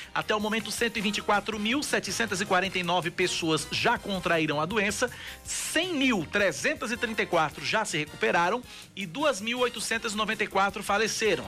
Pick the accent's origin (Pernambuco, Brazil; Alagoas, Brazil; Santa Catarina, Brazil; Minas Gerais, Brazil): Pernambuco, Brazil; now in Paraíba, Brazil; sou pernambucano